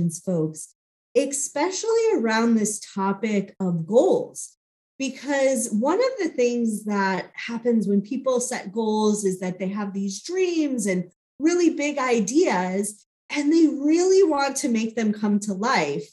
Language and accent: English; Chicago, Illinois, United States; now in Phoenix, United States; I grew up in Chicago